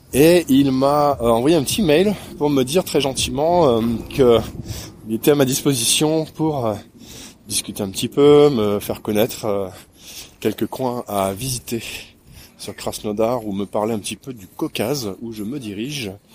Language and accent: French; France; je suis français, je voyage dans le coin un petit peu